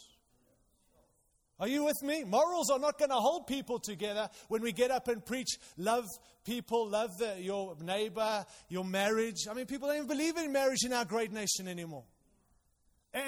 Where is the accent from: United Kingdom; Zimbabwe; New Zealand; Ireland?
Zimbabwe; moved away; I was born in Zimbabwe, Rhodesia in those days